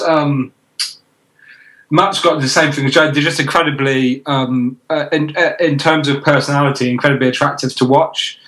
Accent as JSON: {"language": "English", "country": "United Kingdom", "said": "as a British guy"}